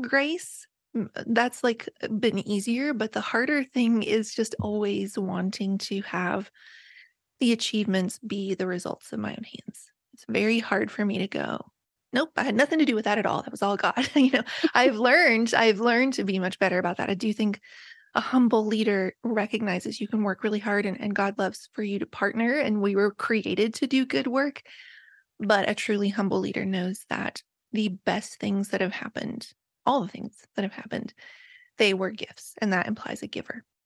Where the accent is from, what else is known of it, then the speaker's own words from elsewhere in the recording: Appalachia, West Virginia, United States; moved away; I was raised in Appalachia